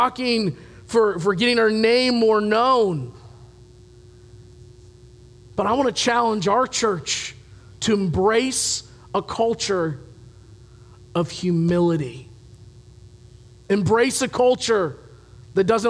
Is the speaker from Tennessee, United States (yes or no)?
no; Louisville, Kentucky, United States; moved away; I come from the Louisville area. Horses are big down there